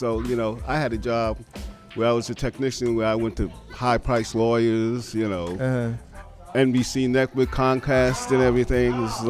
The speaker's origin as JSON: {"language": "English", "region": "New York", "country": "United States", "tie": "born or raised there", "said": "when I was coming up in New York, it was more family orientated, mm-hmm. neighborhood orientated."}